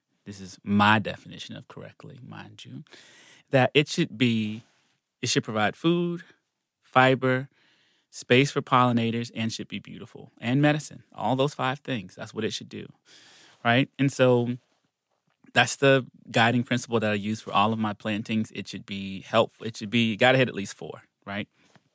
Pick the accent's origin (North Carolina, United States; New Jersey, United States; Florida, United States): North Carolina, United States; Gastonia; I grew up in Gastonia, North Carolina, but I'm really from South Carolina